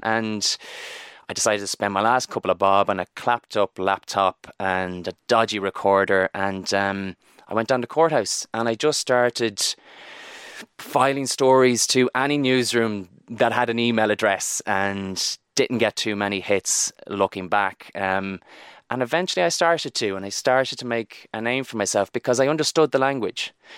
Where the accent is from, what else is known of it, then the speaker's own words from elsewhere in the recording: Barna, Connacht, Ireland; I'm from Barna in, in Galway